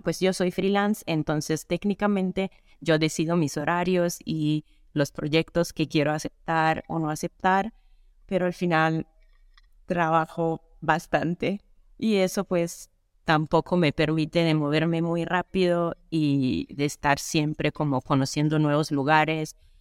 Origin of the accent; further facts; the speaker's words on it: Italy; Spanish is a second language; moved away as an adult; also born or lived in Canada; Yo soy italiana y viajera full time desde 2018